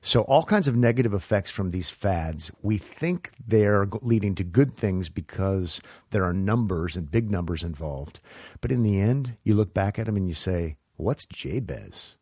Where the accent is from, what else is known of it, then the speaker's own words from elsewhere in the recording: Nebraska, United States; moved away as an adult; also born or lived in Los Angeles; I was from Neb-, Nebraska